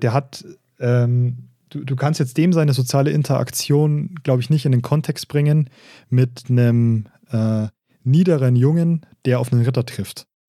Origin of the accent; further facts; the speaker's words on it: Regensburg, Bavaria, Germany; accent: Regensburgerisch; regensburgerisch eigentlich. Mhm. Ja, wir, reden, wir reden ja kein Oberpfälzerisch, wir haben nur Einflüsse von da, wir sind Regensburger